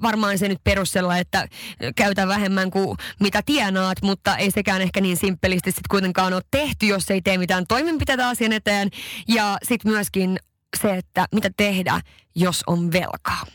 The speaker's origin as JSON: {"language": "Finnish", "country": "Sweden", "moved": "yes", "lives_now": "Helsinki, Finland", "said": "mä oon Ruotsista kotoisin"}